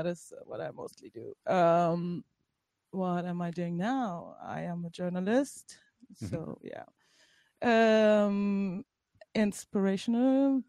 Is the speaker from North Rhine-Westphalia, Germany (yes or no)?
yes; Bielefeld, North Rhine-Westphalia, Germany; now in Berlin, Germany; I'm the token German. I'm from Bielefeld.